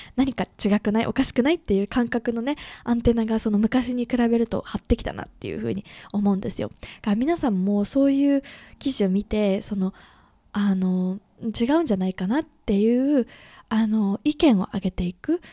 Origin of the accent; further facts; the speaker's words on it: Japan; 私もね、日本で生まれて、育って、生活してきた